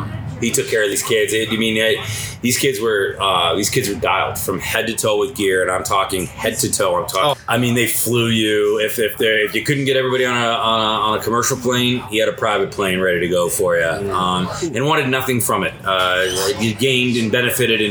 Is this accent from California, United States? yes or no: no; Plymouth, Michigan, United States; I grew up in Detroit, played hockey in Detroit until I was 15